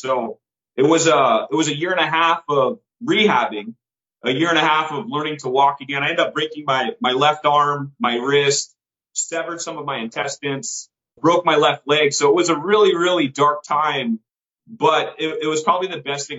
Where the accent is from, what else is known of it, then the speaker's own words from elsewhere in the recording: Bay Area, California, United States; I grew up in California